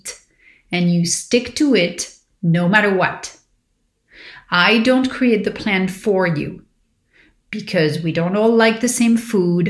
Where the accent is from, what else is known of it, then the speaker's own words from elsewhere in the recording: Paris, Île-de-France, France; growing up in Paris